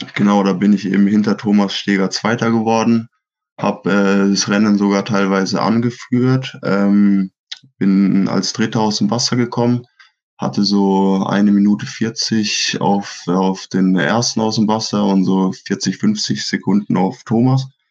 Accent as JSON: {"language": "German", "town": "Schweinfurt", "region": "Bavaria", "country": "Germany", "said": "bei uns in Schweinfurt"}